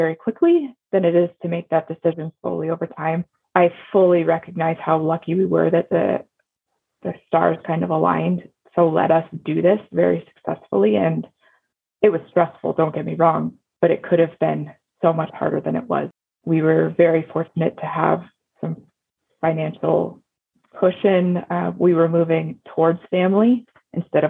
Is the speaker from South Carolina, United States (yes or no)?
no; Cody, Wyoming, United States; moved away; also born or lived in Houston, Texas; We're going to move back to where I grew up in Cody, Wyoming